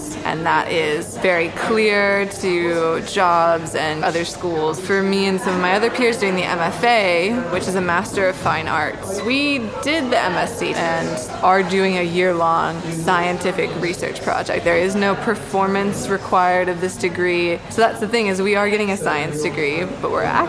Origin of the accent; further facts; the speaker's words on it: Florida, United States; moved away as an adult; now in London, United Kingdom; I am originally from Florida